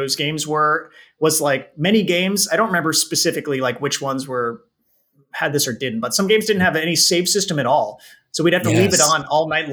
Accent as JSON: {"language": "English", "area": "San Francisco Bay Area", "region": "California", "country": "United States", "tie": "born or raised there", "also_born_or_lived": "Japan", "said": "I grew up in the San Francisco Bay Area, which has been a hotbed of game development activity for many years here in California."}